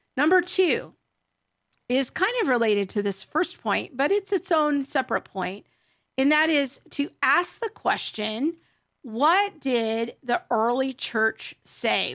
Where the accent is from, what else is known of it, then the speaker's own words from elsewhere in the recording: United States; being an American Christian growing up in the latter half of the twentieth century